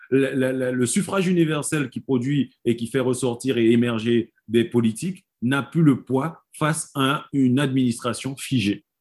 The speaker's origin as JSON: {"language": "French", "country": "French Guiana", "said": "nous sommes Guyanais"}